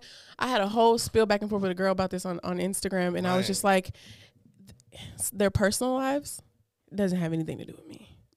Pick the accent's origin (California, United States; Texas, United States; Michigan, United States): Texas, United States; Fort Worth; I'm from Fort Worth, too.